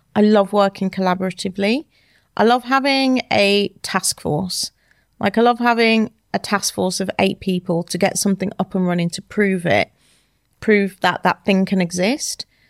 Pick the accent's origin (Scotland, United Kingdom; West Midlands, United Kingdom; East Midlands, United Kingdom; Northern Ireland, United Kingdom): West Midlands, United Kingdom; Wolverhampton; moved away as an adult; now in London, United Kingdom; I'm from Wolverhampton, a small town in the U K.